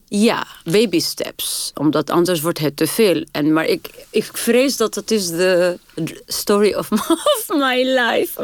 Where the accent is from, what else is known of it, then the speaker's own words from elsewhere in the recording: Tunis, Tunis Governorate, Tunisia; first language French and Arabic; Dutch is a second language; moved away as an adult; also born or lived in Sousse, Tunisia / Paris, France; now in Netherlands; ik ben geboren in Tunis. En mijn familie komt uit Soes.